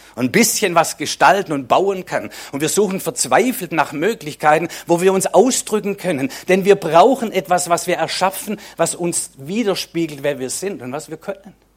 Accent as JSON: {"language": "German", "region": "Swabia", "country": "Germany", "said": "Für mich als Schwabe"}